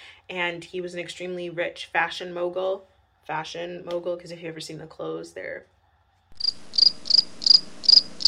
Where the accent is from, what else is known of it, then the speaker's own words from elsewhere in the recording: Winnipeg, Manitoba, Canada; growing up in Winnipeg